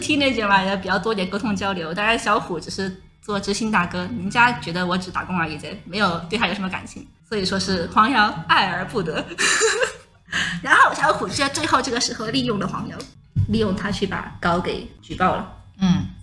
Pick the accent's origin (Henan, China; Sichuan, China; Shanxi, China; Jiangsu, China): Sichuan, China; 我是四川人嘛